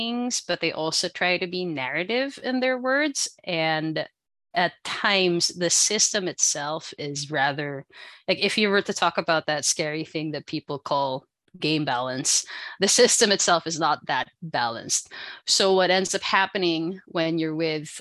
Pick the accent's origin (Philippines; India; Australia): Philippines; now in Canada; I am from the Philippines, but now here in Canada